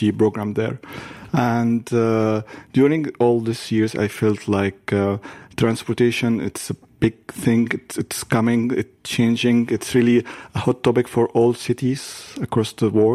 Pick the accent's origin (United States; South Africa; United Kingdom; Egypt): Egypt; also born or lived in Montreal, Canada / Toronto, Canada; now in Saskatoon, Canada; I'm originally from Egypt